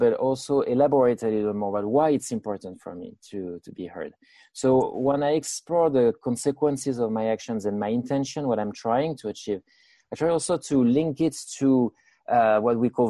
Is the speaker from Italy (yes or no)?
no; France; moved away as an adult; now in United States; I was born in France, and I spent my first 30 years in France.